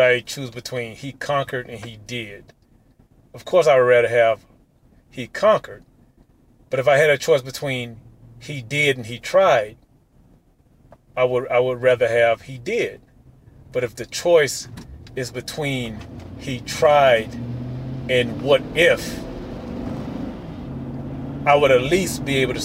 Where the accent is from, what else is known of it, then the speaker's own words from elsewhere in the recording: Mississippi, United States; I'm from Mississippi